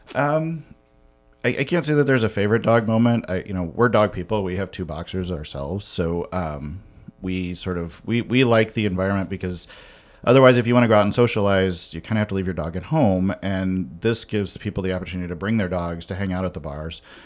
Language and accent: English; Western Illinois, United States; moved away as an adult; now in Chicago, United States; I grew up in Western Illinois